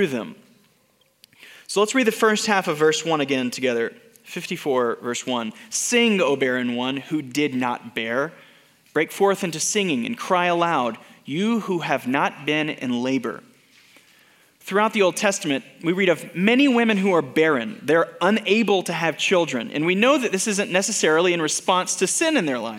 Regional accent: Denton, Texas, United States; when I was growing up in Denton, Texas, my childhood home

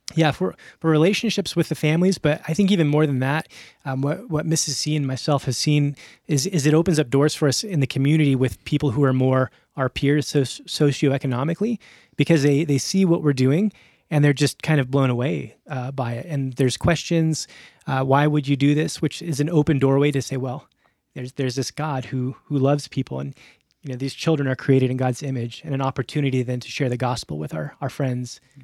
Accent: Albuquerque, New Mexico, United States; also born or lived in Phoenix / Middle East; Yeah, so I grew up here in Albuquerque.

